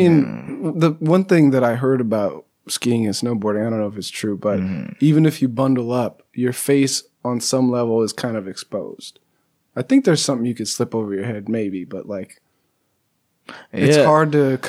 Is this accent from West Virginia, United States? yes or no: no; Pasadena, California, United States; moved away; I'm from Southern California, Pasadena.